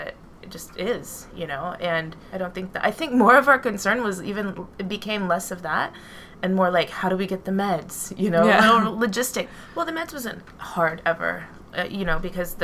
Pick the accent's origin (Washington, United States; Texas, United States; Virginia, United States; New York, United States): New York, United States; New York City; we come from New York City